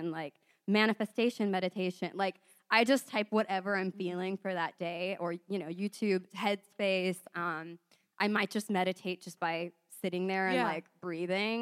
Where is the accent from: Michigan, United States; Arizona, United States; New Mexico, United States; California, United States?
California, United States; San Diego; I'm from San Diego.